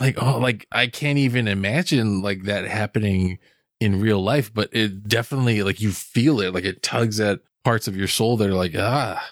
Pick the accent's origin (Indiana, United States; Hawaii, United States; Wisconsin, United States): Hawaii, United States; I grew up in Hawaii